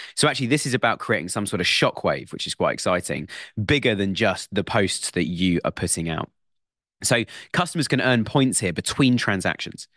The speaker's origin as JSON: {"language": "English", "country": "United Kingdom", "said": "It's part of being British and it's in our blood."}